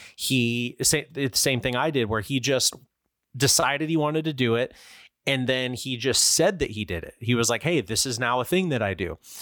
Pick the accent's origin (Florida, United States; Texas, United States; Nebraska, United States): Florida, United States; I grew up with in Florida